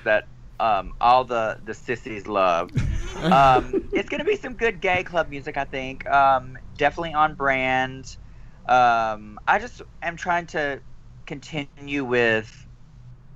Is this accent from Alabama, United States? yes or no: yes; Alabama, United States; I'm from Alabama